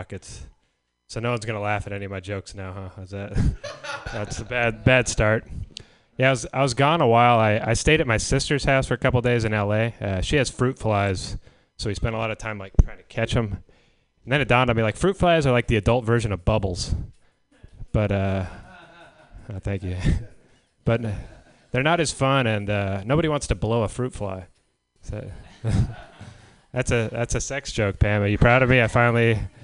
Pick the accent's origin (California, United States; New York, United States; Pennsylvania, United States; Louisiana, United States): California, United States; San Diego; moved away; where I grew up in San Diego